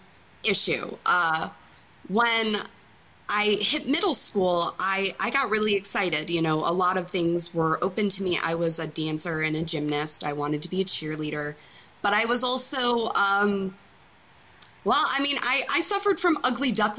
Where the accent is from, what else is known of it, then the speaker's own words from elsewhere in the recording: Detroit, Michigan, United States; moved away as an adult; now in Tennessee, United States; I was raised like right outside of Detroit, so I was kind of a city kid.